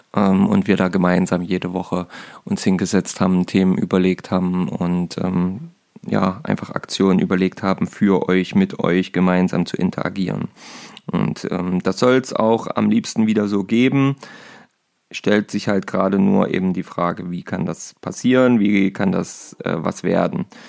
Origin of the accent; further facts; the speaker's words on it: Saxony-Anhalt, Germany; bei uns in Sachsen-Anhalt